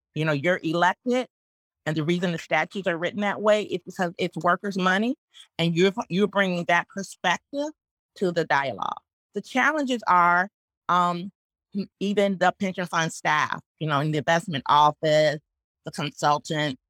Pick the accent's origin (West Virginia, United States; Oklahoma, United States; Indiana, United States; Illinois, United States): Indiana, United States; Northwest; growing up in Northwest Indiana